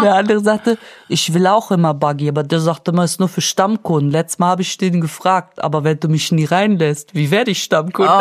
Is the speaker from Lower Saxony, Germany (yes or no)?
no; Münster, North Rhine-Westphalia, Germany; ich komme aus Münster